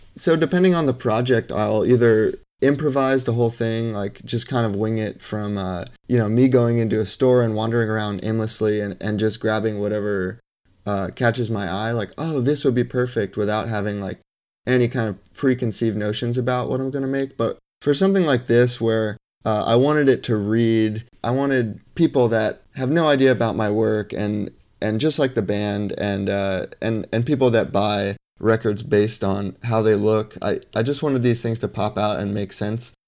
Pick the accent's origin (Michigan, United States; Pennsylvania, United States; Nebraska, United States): Pennsylvania, United States; Bethlehem; also born or lived in Lehigh Valley; now in Brooklyn, New York, United States; originally, I'm from Bethlehem, Pennsylvania